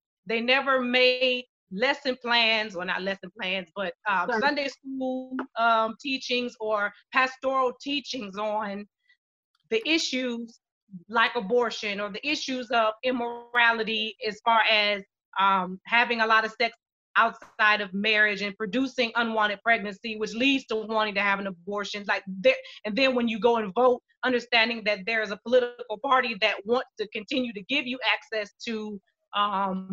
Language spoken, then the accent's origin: English; Shaker Heights, Ohio, United States; I grew up in Shaker